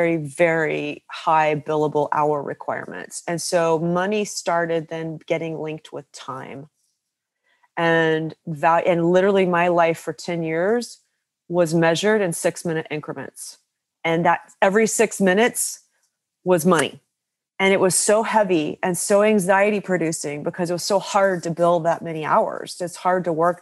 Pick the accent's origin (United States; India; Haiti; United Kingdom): United States; West Virginia; I grew up in West Virginia to a family of coal miners and very frugal